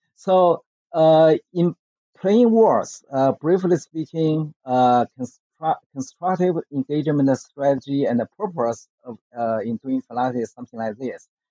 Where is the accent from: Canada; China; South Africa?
China; Beijing; English is a second language; I grew up in the Beijing during the so-called the Cultural Revolution movement in China from 1966 through the 1976